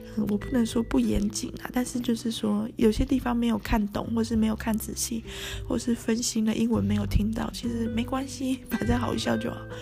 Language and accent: Chinese; Tainan, Taiwan; 因为我是台南人哈